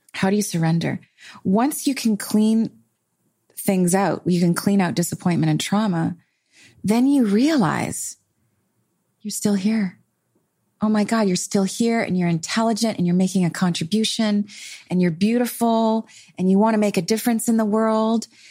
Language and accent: English; Canada; I'm Canadian